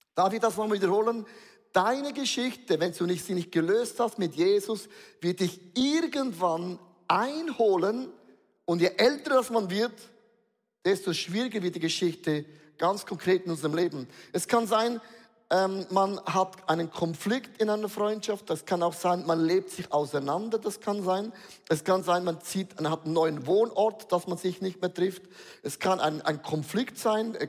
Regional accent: Switzerland; Wir sind Schweizer

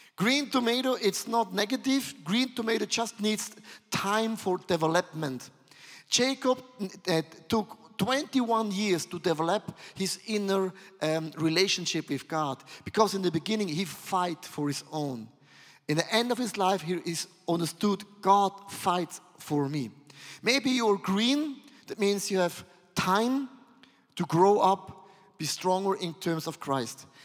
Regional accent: Switzerland; I'm from Switzerland

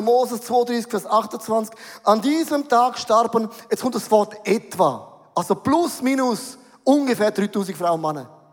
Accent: Switzerland; Bin ein Schweizer, bodenständig

